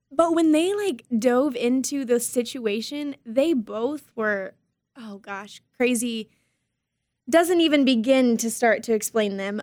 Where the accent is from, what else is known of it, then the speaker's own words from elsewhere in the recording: Harlingen, Texas, United States; I'm born and raised in Harlingen